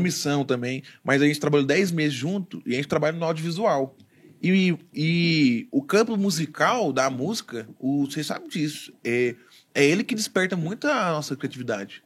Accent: Goiânia, Goiás, Brazil; eu nascido e criado em Goiânia, Goiás, Brasil.

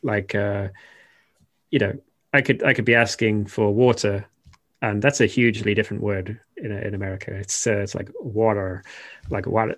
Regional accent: Shropshire, West Midlands, United Kingdom; moved away as an adult; also born or lived in Wales; now in Japan; I'm literally from the Shire, um, Shropshire is where I'm from originally

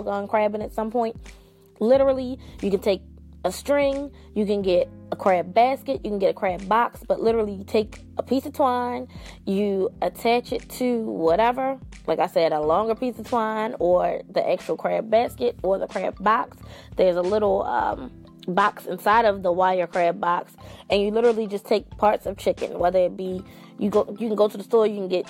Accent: Maryland, United States; my home state.

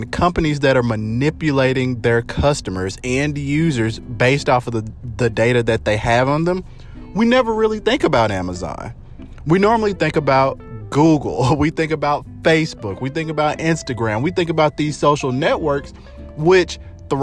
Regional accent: United States; us as American citizens

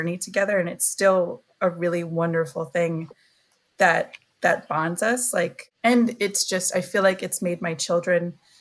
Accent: Worcester, Massachusetts, United States; also born or lived in Boston; I am from Worcester, Massachusetts, which is the Nipmuc territories and land

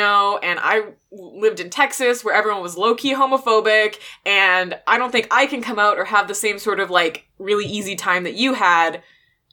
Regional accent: Canada; We're Canadian

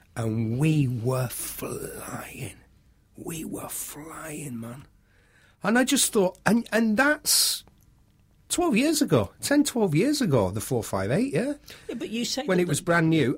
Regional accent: United Kingdom; I'm British

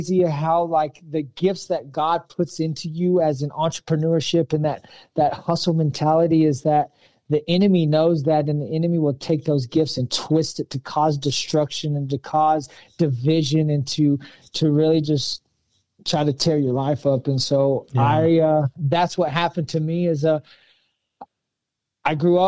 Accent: Pampa, Texas, United States; I grew up in Pampa, Texas, a small little country town

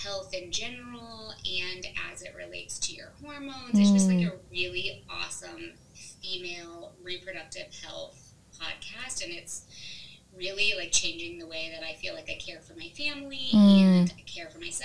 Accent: Northwest Indiana, United States; moved away as an adult; also born or lived in Nashville, Tennessee; now in Noblesville, United States; I grew up in Northwest Indiana

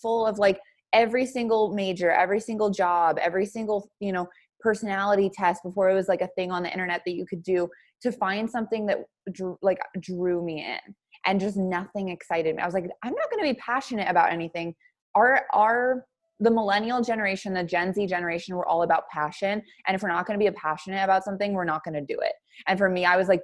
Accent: Billings, Montana, United States; moved away as an adult; Originally, I'm from Billings, Montana

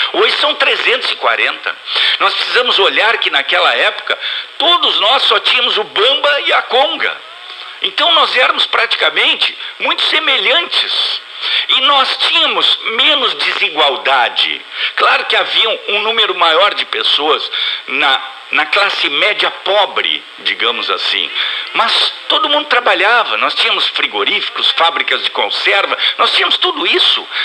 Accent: Brazil; fomos criados no Brasil

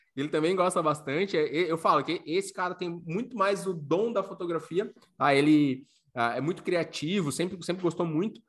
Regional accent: Florianópolis, Santa Catarina, Brazil; moved away as an adult; also born or lived in Paraná; now in Pomerode, Brazil; eu sou natural de Florianópolis, que é a capital do estado.

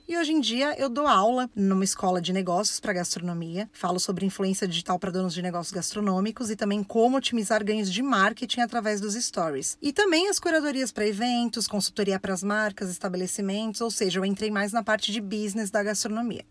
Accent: São Paulo, Brazil; sou de São Paulo, fui criada pela minha avó separando feijão feijão a infância inteira

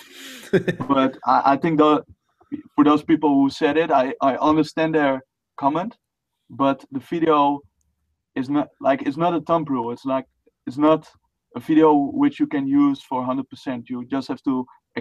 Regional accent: Netherlands; first language Dutch; English is a second language; I'm Dutch. That's my native tongue

